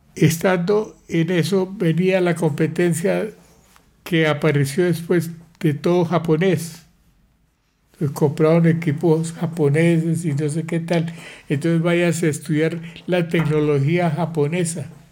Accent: Pamplona, Norte de Santander, Colombia; moved away as an adult; also born or lived in Bucaramanga / Bogotá / Sweden; Nací en Pamplona, norte de Santander, el 20 de septiembre de 1935

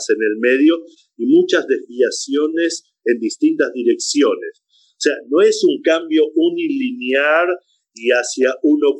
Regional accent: Chile; also born or lived in Buenos Aires, Argentina; now in Israel; me dicen en hebreo, en, en buen hebreo, me nata, ¿de dónde eres? Y le digo de Chile.

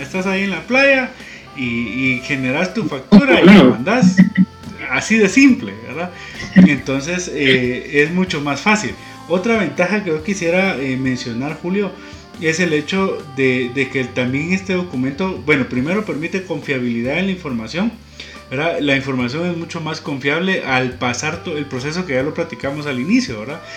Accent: Guatemala; como guatemaltecos

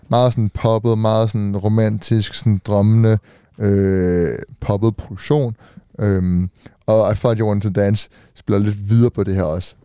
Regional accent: Denmark; vi er Dan, Danmark, ikke? Vi er danskere

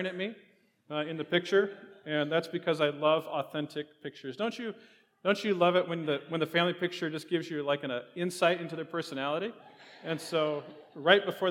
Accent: Eastern Washington, United States; I am from Eastern Washington, so the humor is a little bit dry

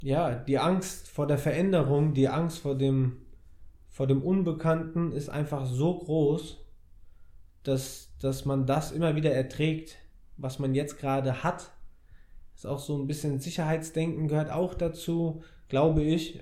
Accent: Frankfurt, Hesse, Germany; ich bin Frankfurter Bub, habe seitdem ich drei bin Fußball gespielt

